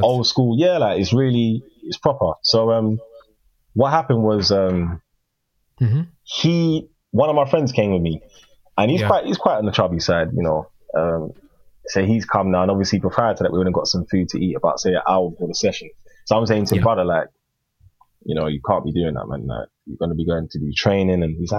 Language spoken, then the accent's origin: English; Ghana; I'm African, so I don't understand what, I'm Ghanaian.